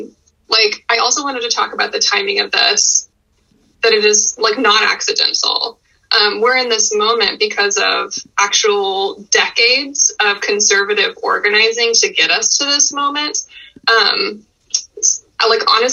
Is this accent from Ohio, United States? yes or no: no; Texas, United States; moved away as an adult; now in Oregon, United States; I am from Texas, actually. I was born there and I moved to Oregon when I was 21.